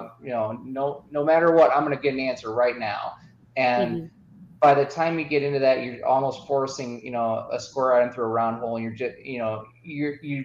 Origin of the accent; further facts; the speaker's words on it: Midwest, United States; I'm from the Midwest.